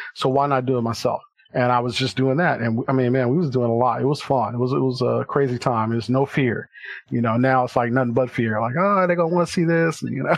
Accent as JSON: {"language": "English", "town": "Compton", "region": "California", "country": "United States", "tie": "born or raised there", "said": "I'm originally from Compton, California"}